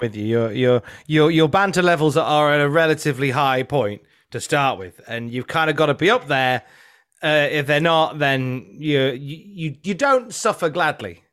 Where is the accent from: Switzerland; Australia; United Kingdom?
United Kingdom; Midlands; now in North of England, United Kingdom; I'm originally from the Midlands